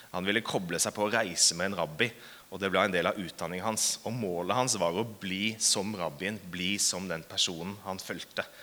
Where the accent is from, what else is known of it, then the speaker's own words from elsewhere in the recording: Hamar, Innlandet, Norway; Eh, jeg er fra Hamar. Jeg er faktisk født og oppvokst i Hamar. Eh, men jeg er litt sånn dialektforvirra